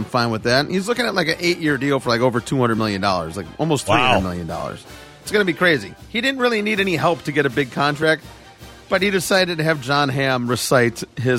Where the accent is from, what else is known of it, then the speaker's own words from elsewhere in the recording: Chicago, Illinois, United States; moved away; we grew up in Chicago.